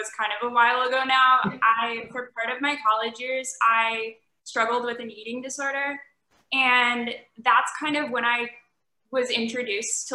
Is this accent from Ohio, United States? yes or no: yes; Cleveland, Ohio, United States; I'm from Cleveland, but a lot of my family's in that whole area.